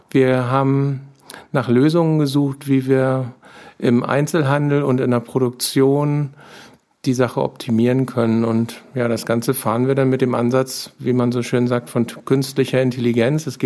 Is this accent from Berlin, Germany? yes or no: no; Kayhude, Schleswig-Holstein, Germany; Ich komme aus Kaihude, bin dort äh, aufgewachsen letztendlich